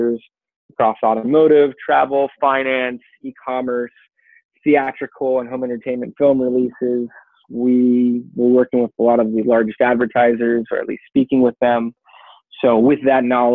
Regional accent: California, United States; I grew up here in California participating in action sports, snow, skate, surf

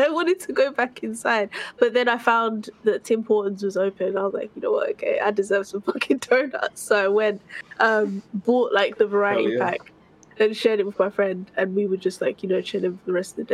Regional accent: United Kingdom

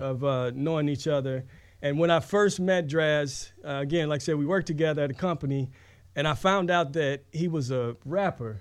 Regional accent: St. Louis, Missouri, United States; I'm from Saint Louis

